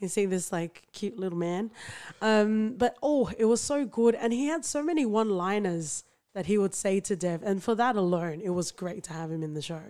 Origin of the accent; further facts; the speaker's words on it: Sydney, New South Wales, Australia; where I grew up in, like, Western Sydney